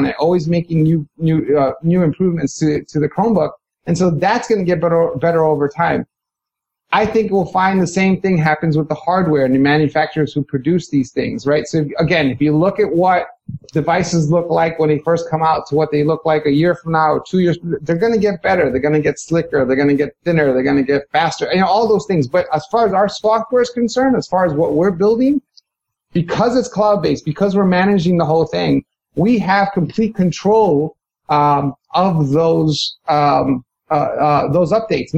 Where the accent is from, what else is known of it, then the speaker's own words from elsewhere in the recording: New York City, New York, United States; I was born and raised in Hell's Kitchen, New York, and grew up in New York City